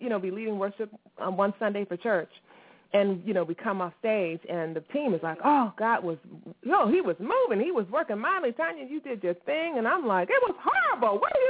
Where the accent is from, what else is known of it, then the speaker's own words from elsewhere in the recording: Virginia, United States; Because I was born and heard in Virginia. Virginia, repping.